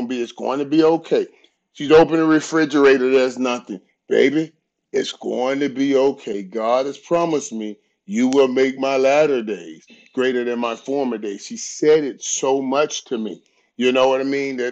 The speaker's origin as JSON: {"language": "English", "town": "Fort Lauderdale", "region": "Florida", "country": "United States", "tie": "born or raised there", "said": "I grew up in Fort Lauderdale."}